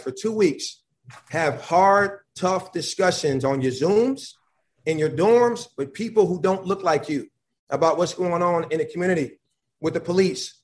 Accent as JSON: {"language": "English", "town": "Buffalo", "region": "New York", "country": "United States", "tie": "born or raised there", "also_born_or_lived": "Georgia / North Carolina", "moved": "yes", "said": "I'm from Buffalo, New York"}